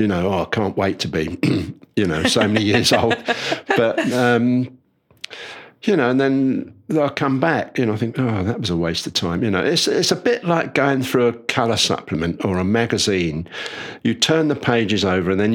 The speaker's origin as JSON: {"language": "English", "region": "London", "country": "United Kingdom", "tie": "born or raised there", "said": "when I grew up in North London, I used to go to Highgate Ponds"}